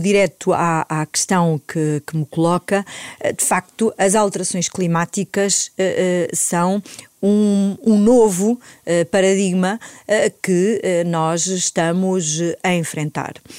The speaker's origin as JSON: {"language": "Portuguese", "region": "Alto Ribatejo", "country": "Portugal", "said": "sou do campo, uh, sou do Alto Ribatejo, uma região que também se faz agricultura, embora que seja uma agricultura familiar, uh, de pequena dimensão, onde na minha família sempre se fez"}